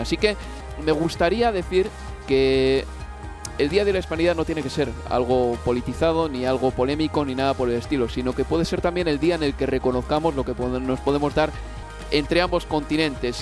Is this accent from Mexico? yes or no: no; Bilbao, Basque Country, Spain; yo soy bilbaíno y evidentemente también tendré un acento